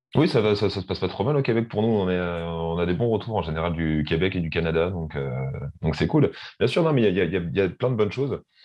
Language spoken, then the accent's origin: French; Rouen, Normandy, France; first language French; on est originaire de, de Rouen, en Normandie, donc en France.